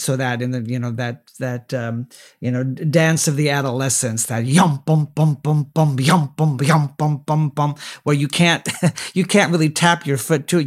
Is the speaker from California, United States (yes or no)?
yes; Southern California, United States; my hometown in Southern California